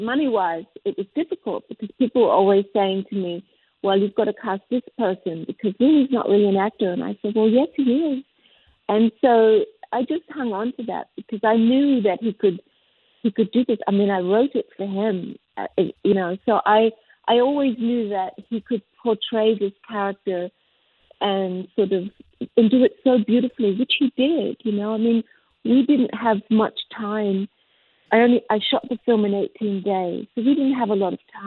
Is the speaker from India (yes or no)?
no; Australia; now in Los Angeles, United States; I'm Australian, but I'm in Los Angeles.